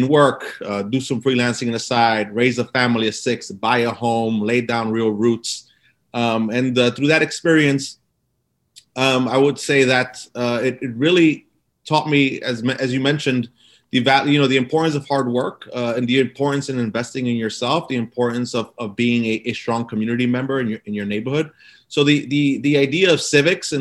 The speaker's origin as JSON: {"language": "English", "town": "New York City", "region": "New York", "country": "United States", "tie": "born or raised there", "said": "So I grew up in Brooklyn and I grew up in a community called East New York."}